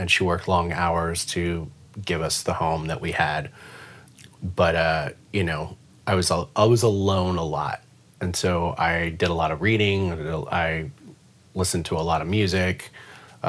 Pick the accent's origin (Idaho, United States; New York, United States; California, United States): California, United States; San Diego; moved away; I grew up in San Diego. I was born and raised there.